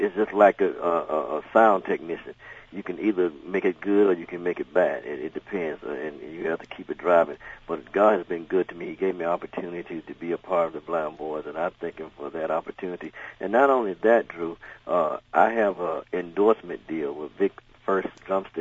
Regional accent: the South, United States; I grew up in the South

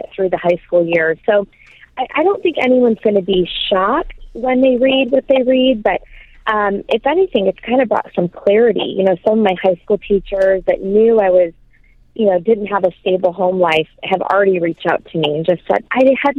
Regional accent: Michigan, United States; I'm from the great state of Michigan

